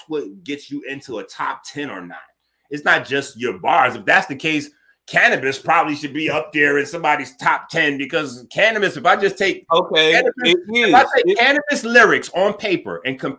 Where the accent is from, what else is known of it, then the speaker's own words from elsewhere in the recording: Bronx, New York, United States; I'm from the Bronx, bro.